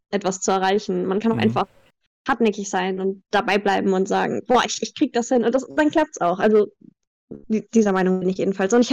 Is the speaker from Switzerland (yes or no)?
no; Greece; German is a second language; also born or lived in Germany; aber ich {S2} bin in Griechenland aufgewachsen. Das heißt, mein Deutsch habe ich durch Filme gelernt.